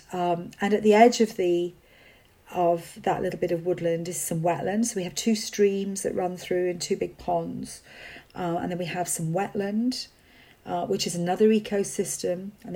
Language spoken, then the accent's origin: English; Wales, United Kingdom; So I grew up in Wales without, not living on a farm, but still feeling that was part of my heritage and still, you know, part of my background.